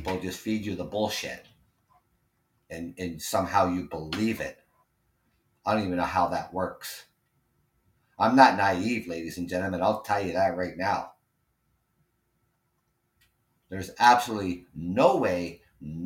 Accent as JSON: {"language": "English", "region": "Ontario", "country": "Canada", "said": "I'm Canadian. And we live next door to you."}